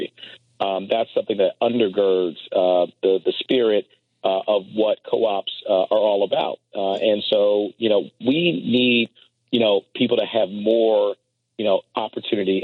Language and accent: English; Washington, District of Columbia, United States; also born or lived in Pittsburgh, Pennsylvania; I was born in Pittsburgh, but my parents got divorced when I was about 5 or 6 years old. And so we moved in with my late maternal grandparents who lived in Northeast Washington, D.C. I grew up right on Evart Street off of North Capitol Street